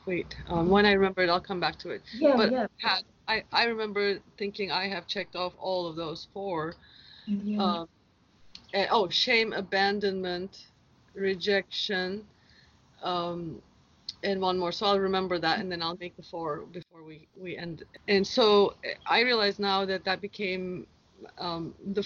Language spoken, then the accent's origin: English; Turkey; also born or lived in Seattle, United States; now in Hawaii, United States; my journey started out growing up in Turkey 44 years ago